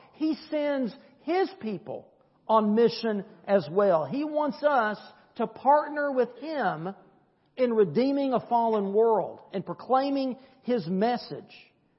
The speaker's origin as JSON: {"language": "English", "country": "United States", "said": "I am a Christian first, I'm an American second."}